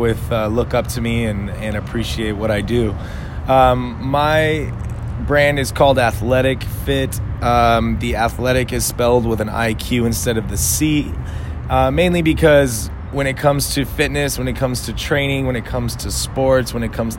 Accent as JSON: {"language": "English", "town": "Los Angeles", "region": "California", "country": "United States", "tie": "born or raised there", "moved": "as an adult", "lives_now": "San Diego, United States", "said": "I grew up"}